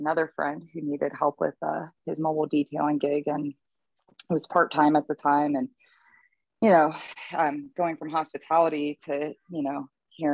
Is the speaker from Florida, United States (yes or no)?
yes; Tampa, Florida, United States; moved away as an adult; now in Louisville, United States; I'm originally from Tampa, Florida